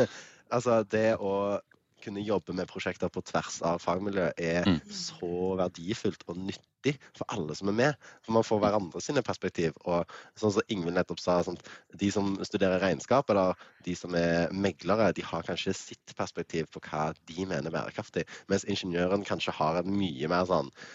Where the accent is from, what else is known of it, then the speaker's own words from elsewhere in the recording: Stavanger, Rogaland, Norway; now in Bergen, Norway; bodde i Stavanger, født og oppvokst, born and raised. Altså, det er der jeg kommer fra.